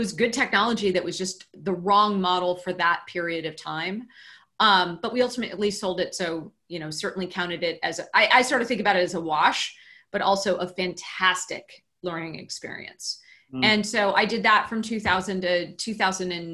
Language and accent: English; Cupertino, California, United States; also born or lived in Palo Alto, California; I grew up in Cupertino, California, where Apple is headquartered